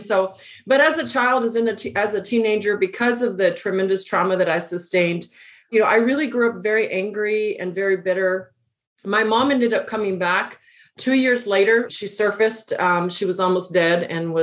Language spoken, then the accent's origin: English; El Paso, Texas, United States; I'm from El Paso, Texas. It's where I grew up, border town